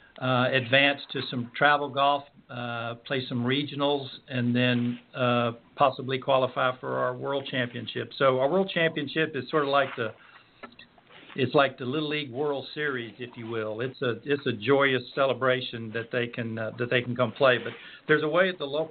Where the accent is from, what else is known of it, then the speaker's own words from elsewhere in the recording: Pine Mountain, Georgia, United States; Pine Mountain, Georgia, my hometown